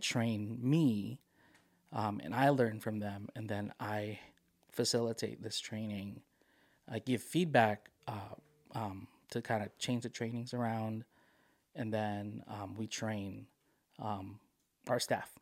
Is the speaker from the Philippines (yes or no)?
yes; Philippines; moved away; I am a Filipino immigrant